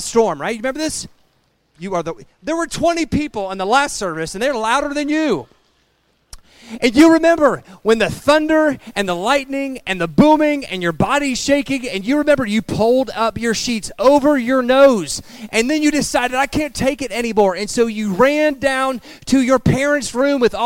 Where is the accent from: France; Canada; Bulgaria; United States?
United States; Piqua, Ohio; the thriving metropolis of Piqua, Ohio. By the way, that is my hometown